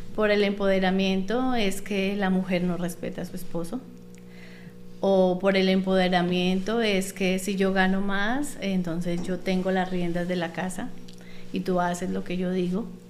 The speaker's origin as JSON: {"language": "Spanish", "country": "Colombia", "also_born_or_lived": "Panama", "moved": "as an adult"}